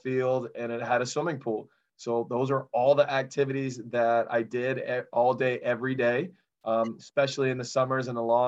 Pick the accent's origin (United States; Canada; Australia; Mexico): United States; Kinston, North Carolina; the home I grew up in Kinston, North Carolina.